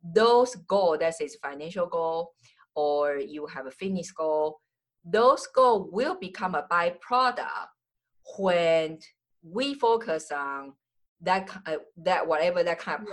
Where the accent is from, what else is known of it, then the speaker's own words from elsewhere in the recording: Taiwan; English is a second language; moved away as an adult; also born or lived in United States / Jamaica; I'm original from Taiwan.